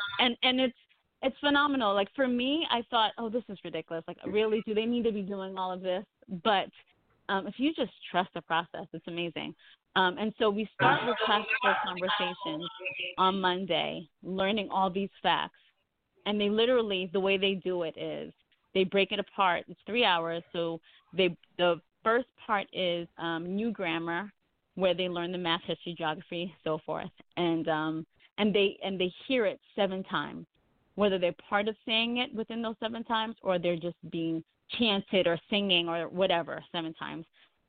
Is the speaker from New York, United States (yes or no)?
yes; New York, United States; moved away as an adult; now in Georgia, United States; I'm from New York, and my family and I, we relocated to Georgia about 3 years ago